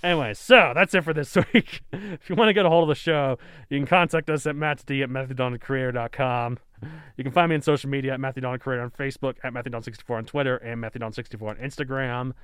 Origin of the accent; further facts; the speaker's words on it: Texas, United States; I grew up in Texas